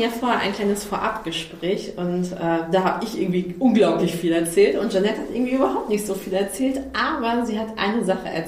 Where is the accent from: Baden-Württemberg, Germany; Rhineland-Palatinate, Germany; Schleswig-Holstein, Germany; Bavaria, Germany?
Schleswig-Holstein, Germany; mich bekannt zu machen mit meiner Heimat, die ich so, so großartig finde. Echt Echtitmarschen.